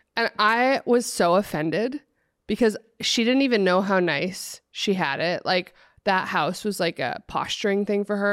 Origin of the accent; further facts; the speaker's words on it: Oregon, United States; I grew up in Oregon, like, out in the country